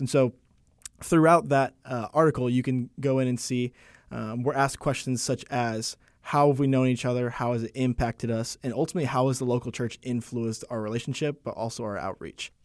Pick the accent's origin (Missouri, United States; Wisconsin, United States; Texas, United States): Texas, United States; Arlington; moved away as an adult; now in Wake Forest, United States; I'm originally from Arlington, Texas. I was born and raised there